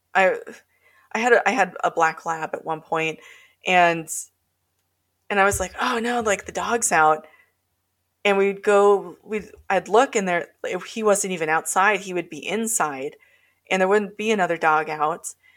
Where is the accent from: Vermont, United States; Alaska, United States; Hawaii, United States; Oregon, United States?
Alaska, United States; North Pole; I grew up in North Pole